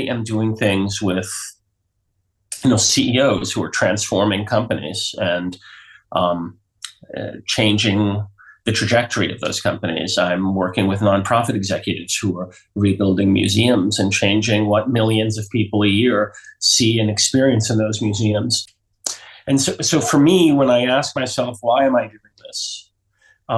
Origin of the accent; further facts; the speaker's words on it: New York City, New York, United States; also born or lived in southern Vermont; now in Vermont, United States; I grew up in New York City, and now in the 60s and 70s, when it was kind of a crazy place. And now I live in southern Vermont